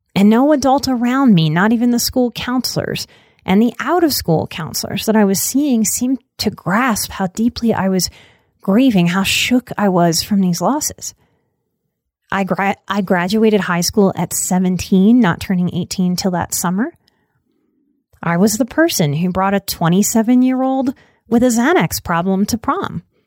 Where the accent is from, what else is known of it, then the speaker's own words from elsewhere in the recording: New Orleans, Louisiana, United States; I am from New Orleans.